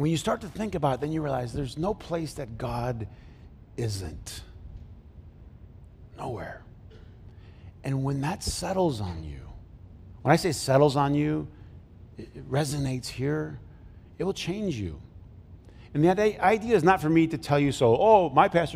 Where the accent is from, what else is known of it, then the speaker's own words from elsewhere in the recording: Flint, Michigan, United States; I grew up in Flint